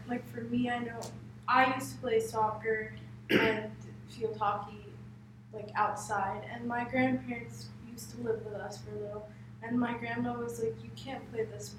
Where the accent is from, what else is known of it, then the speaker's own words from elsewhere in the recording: India; I'm Indian.